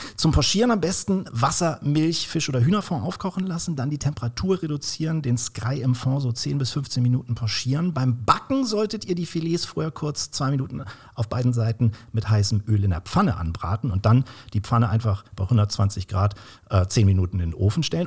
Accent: Kiel, Schleswig-Holstein, Germany; moved away; also born or lived in Swabia; nach zwölf Jahren Schwabenland bin ich auch wieder in meiner Heimat in äh, Kiel gelandet.

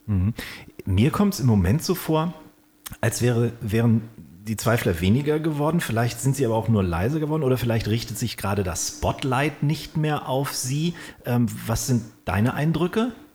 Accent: Kiel, Schleswig-Holstein, Germany; moved away; also born or lived in Stuttgart; ich in Kiel. Ich habe aber zwölf Jahre in Stuttgart auch gelebt

